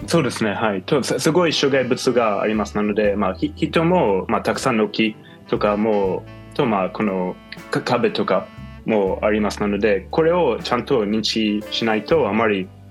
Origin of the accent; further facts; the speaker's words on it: United States; Japanese is a second language; also born or lived in Israel; now in Japan; もともとイスラエルに生まれて、うん、その後にはアメリカに育ちました